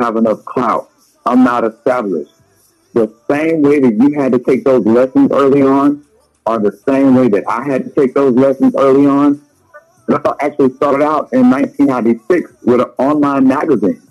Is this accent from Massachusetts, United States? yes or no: no; Leesville, Louisiana, United States; Growing up in Leesville, Louisiana, we didn't have there were no fancy people around us